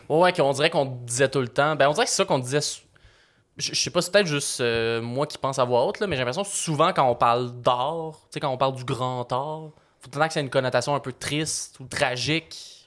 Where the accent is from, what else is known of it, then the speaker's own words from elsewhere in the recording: Repentigny, Quebec, Canada; je viens de Repentigny